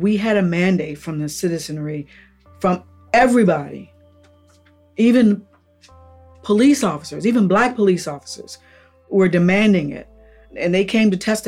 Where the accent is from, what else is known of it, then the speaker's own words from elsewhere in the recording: Upper Marlboro, Maryland, United States; I grew up in Upper Marlboro, one of the most racist towns there are in the state of Maryland